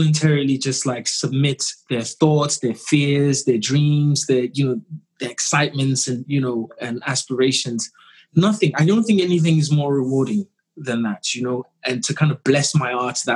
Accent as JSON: {"language": "English", "country": "Ghana", "said": "being Ghanaian"}